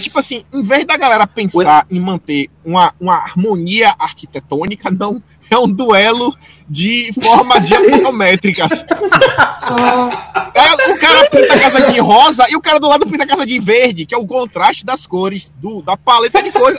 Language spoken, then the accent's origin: Portuguese; Feira de Santana, Bahia, Brazil; moved away as an adult; now in Australia; lá em Feira de Santana, na Bahia, eu cheguei a ganhar dinheiro uma época